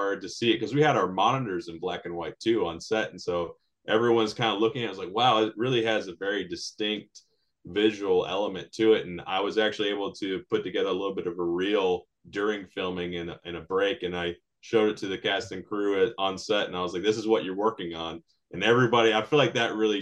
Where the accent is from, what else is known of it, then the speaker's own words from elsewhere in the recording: United States; We're both American Latinos raised by very Latino parents